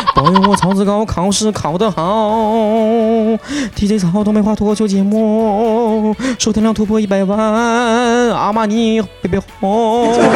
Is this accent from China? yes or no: yes; Northeast China, China; accent: Northeastern Mandarin; 以后就世界通用语言就是我们东北话